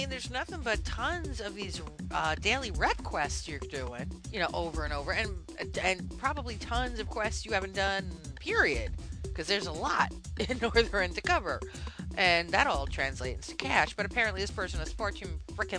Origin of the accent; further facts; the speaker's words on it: Sweden; English is a second language; This is … of the Spinebreaker EU, and I'm from Sweden.